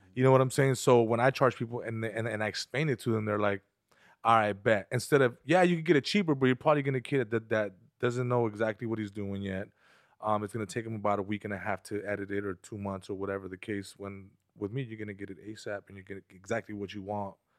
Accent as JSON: {"language": "English", "town": "San Fernando", "region": "California", "country": "United States", "said": "here in Burbank and I'm from San Fernando"}